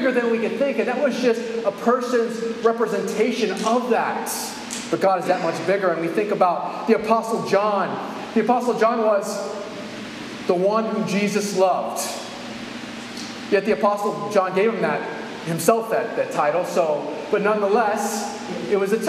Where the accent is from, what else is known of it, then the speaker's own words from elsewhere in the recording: California, United States; I'm from California.